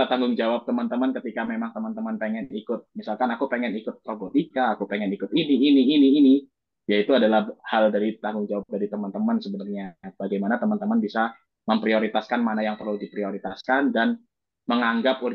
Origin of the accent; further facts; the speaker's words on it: Surabaya, East Java, Indonesia; kalau jujur aku orang Surabaya sebenarnya kalau dari ITS ke Surabaya itu eh ke rumahku itu cuma setengah jam